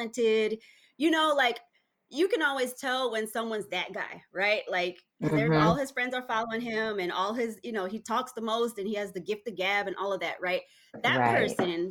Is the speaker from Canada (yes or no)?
no; Texas, United States; So I came to Texas. I'm from Texas. I came into Texas as a teenager